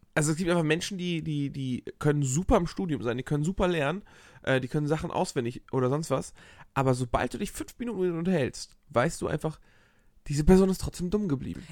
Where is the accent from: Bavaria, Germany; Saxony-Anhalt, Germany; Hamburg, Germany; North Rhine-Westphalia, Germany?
Hamburg, Germany; ich als Hamburger Jung